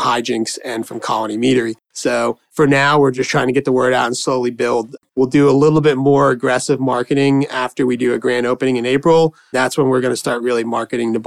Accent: Allentown, Pennsylvania, United States; I was born in Allentown. I went to high school in Allentown. So I kind of grew up here

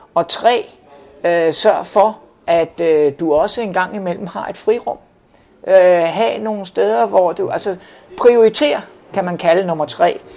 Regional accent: Denmark

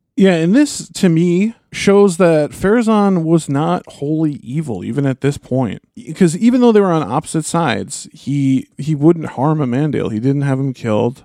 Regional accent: United States; I'm an American.

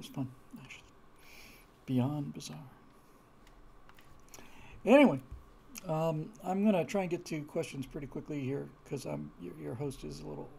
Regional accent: California, United States; also born or lived in Bermuda / Florida; I grew up in Bermuda, Florida, and California.

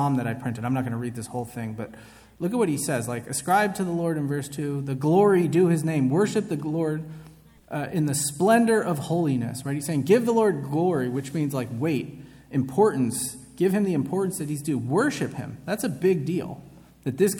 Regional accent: San Francisco, California, United States; I'm from San Francisco

